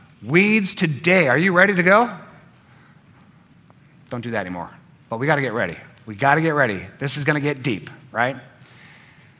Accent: United States; being an American, a free American, with a free vote and a voice

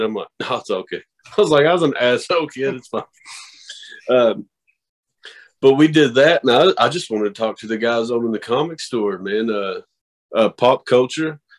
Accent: the Bible Belt, United States; I come from the Bible Belt

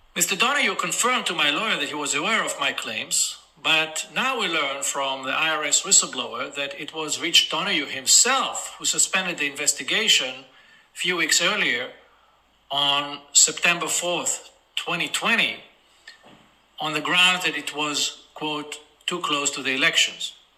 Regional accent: Israel; in my home country of Israel, where I reside most of the time.

